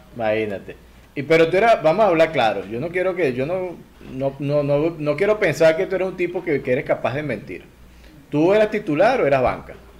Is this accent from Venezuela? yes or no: yes; Lara, Venezuela; Yo, yo soy de Lara